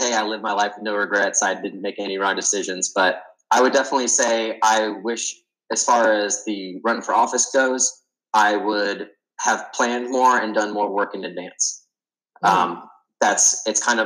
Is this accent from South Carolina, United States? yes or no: yes; Spartanburg, South Carolina, United States; also born or lived in Columbia, South Carolina / Greenville, South Carolina; growing up in Spartanburg, South Carolina